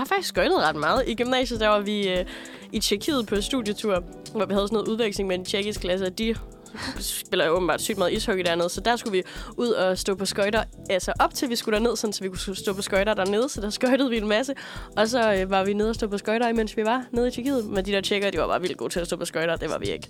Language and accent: Danish; Aalborg, North Denmark Region, Denmark; moved away; nu er jeg jo også fra Jylland, fra Aalborg